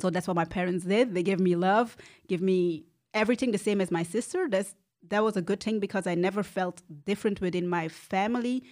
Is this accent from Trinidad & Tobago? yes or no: no; Antwerp, Flanders, Belgium; also born or lived in Rwanda; I'm from Antwerp. I grew up in Antwerp. I was born in Rwanda